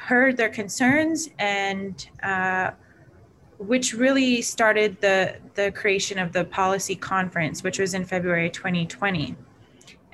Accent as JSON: {"language": "English", "town": "Vancouver", "region": "British Columbia", "country": "Canada", "tie": "born or raised there", "said": "I was born and raised here in Vancouver"}